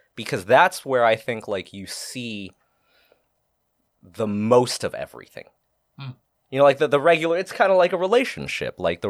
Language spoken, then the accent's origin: English; Boston, Massachusetts, United States; Because I'm from Boston.